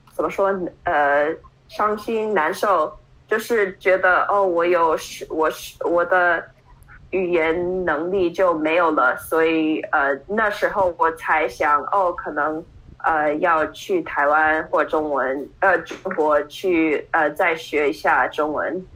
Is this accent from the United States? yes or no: yes; New York, United States; Chinese is a second language; also born or lived in Hunan, China / Taiwan; 我在湖南省出生，然后我六个月的婴儿的时候，我就被领养到美国 ，呃，我是在纽约的布鲁克伦长大，然后我有一个比我小两岁的弟弟，他也是从中国领养的孩子